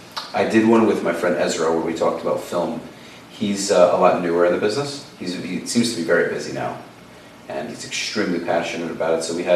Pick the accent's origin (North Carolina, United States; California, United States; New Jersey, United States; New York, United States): New York, United States; New York City; I grew up in Brooklyn